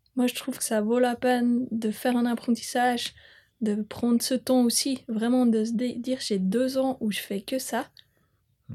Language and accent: French; Bern, Switzerland; moved away; J'ai grandi euh, à Bumplitz. je euh, suis citadine